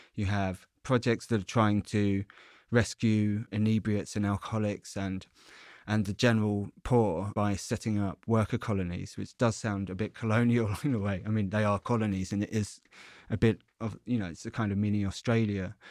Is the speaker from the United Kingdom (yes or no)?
yes; Essex, East of England, United Kingdom; moved away as an adult; also born or lived in London; I'm from Essex